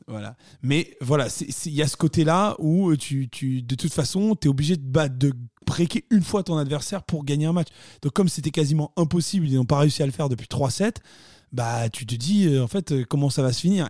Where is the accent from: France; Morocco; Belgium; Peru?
France; nous sommes français.